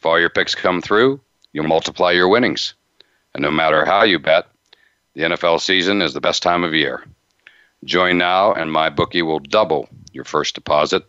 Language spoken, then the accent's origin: English; near Pittsburgh, Pennsylvania, United States; I grew up near Pittsburgh